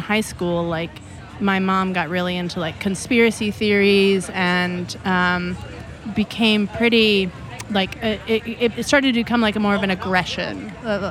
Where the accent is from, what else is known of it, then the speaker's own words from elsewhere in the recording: Bishop, California, United States; where I grew up, I was born in Bishop, which is in the Owens Valley.